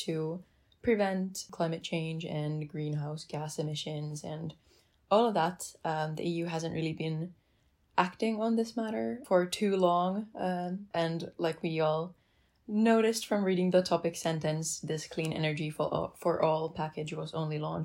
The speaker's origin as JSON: {"language": "English", "town": "Helsinki", "region": "Uusimaa", "country": "Finland", "said": "I come from Helsinki, Finland"}